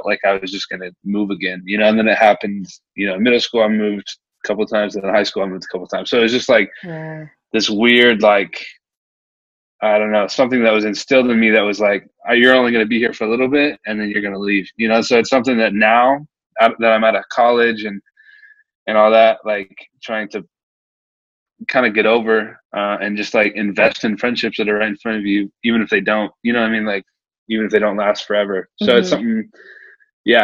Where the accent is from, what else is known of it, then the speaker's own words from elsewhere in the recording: Nebraska, United States; now in Omaha, United States; I was born and raised in Nebraska. I actually moved around a lot, but I never left Nebraska